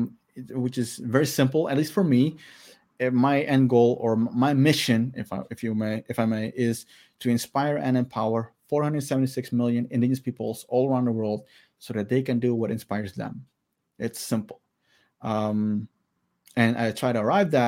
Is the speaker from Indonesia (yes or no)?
yes; Maluku, Indonesia; I'm Alifuru from Maluku